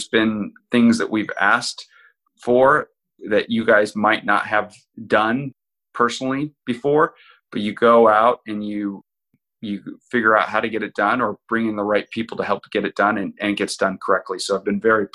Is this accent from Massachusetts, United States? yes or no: no; Kodiak, Alaska, United States; moved away as an adult; originally growing up in Kodiak, Alaska